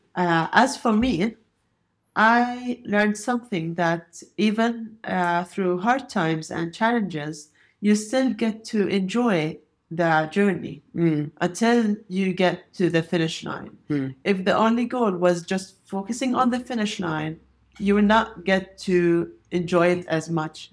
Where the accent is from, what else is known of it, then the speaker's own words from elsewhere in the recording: Jordan; I came from Jordan, and Jordan is a very, very hilly country